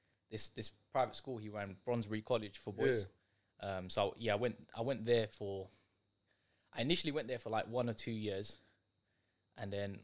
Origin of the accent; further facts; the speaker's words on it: London, United Kingdom; Forest Gate, East London.